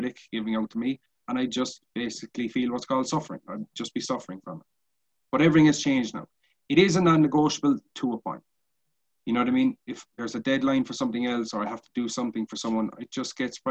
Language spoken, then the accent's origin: English; Cork, Munster, Ireland; We're both from Cork City